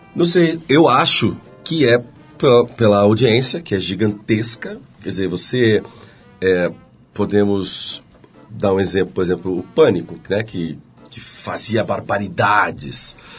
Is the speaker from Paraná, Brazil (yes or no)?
yes; Curitiba, Paraná, Brazil; moved away; eu fui para Curitiba